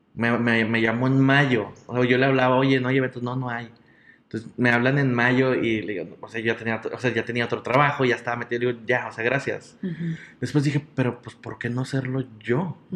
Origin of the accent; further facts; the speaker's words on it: General Escobedo, Nuevo León, Mexico; also born or lived in San Nicolás de los Garza, Nuevo León; soy originario de San Nicolás de los Garza, Nuevo León, pero toda mi vida he vivido en el municipio de Escobedo